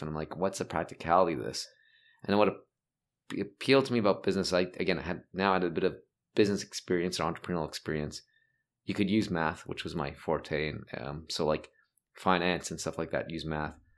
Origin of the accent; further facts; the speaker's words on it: Toronto, Ontario, Canada; moved away as an adult; also born or lived in Montreal / United States; I, I grew up in North York, which is basically Toronto.